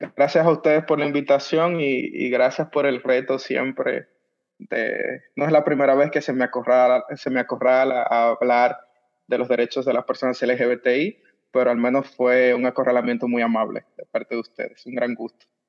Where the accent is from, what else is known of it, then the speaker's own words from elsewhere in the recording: Dominican Republic; de República Dominicana, el pasante